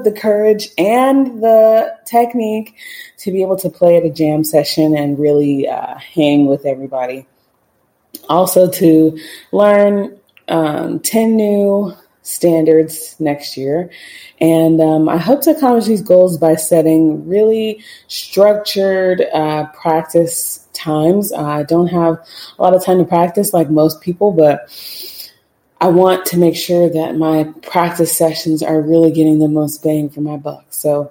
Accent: Atlanta, Georgia, United States; I am from Atlanta, Georgia, and I play the bassoon.

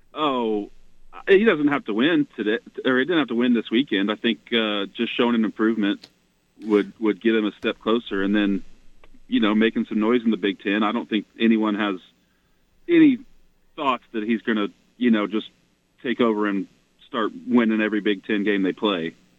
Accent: Norman, Oklahoma, United States; I grew up in Norman

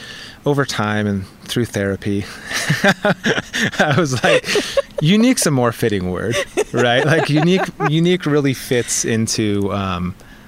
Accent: Northern California, United States; I grew up on the campus of a therapeutic boarding school in the mid-80s. My parents originally worked at CDU, one of like the founding programs in this entire therapeutic industry tree. And my folks branched off and ended up in Northern California

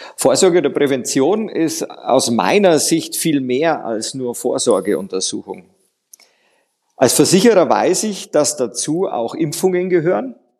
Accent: Bavaria, Germany; bei mir als Bayer

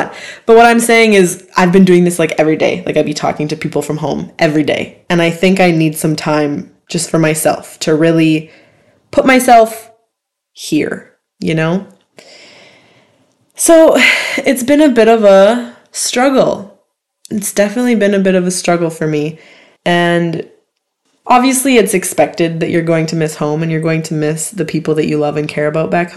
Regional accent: Canada; I'm from Canada

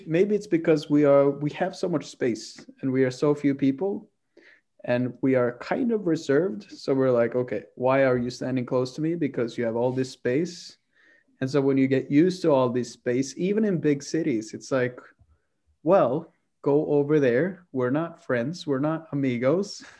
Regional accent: Oslo, Norway; I'm from Oslo.

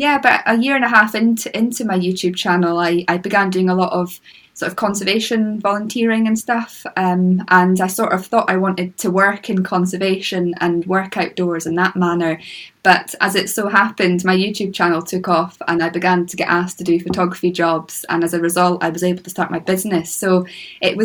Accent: Moray coast, Scotland, United Kingdom; I grew up on the Moray coast

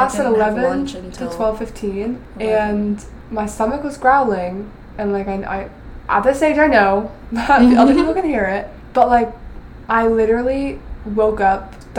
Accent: United States; accent: American; that's my worst one. Is being American.

